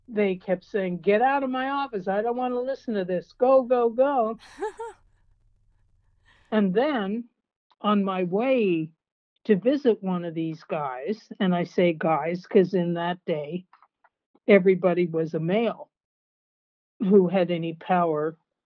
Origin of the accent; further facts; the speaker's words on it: Canada; moved away; also born or lived in California; I was born in Canada and defected during a terrible blizzard